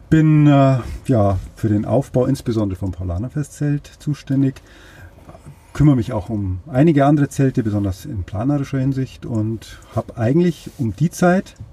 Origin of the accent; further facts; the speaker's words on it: Munich, Bavaria, Germany; Ich bin natürlich immer schon auf der Wiesen gewesen als Kind, ist ja eh klar, als Münchner ist das so.